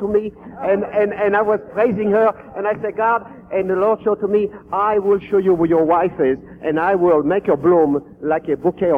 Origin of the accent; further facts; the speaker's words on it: France; also born or lived in Queens, New York; now in New York, United States; I was born in France and I returned to Paris after many years